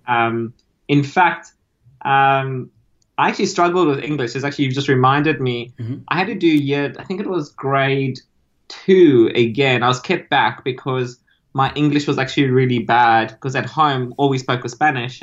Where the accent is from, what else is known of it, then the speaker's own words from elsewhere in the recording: South Africa; moved away as an adult; also born or lived in Argentina (parents) / Italy (ancestry); now in Australia; I grew up in South Africa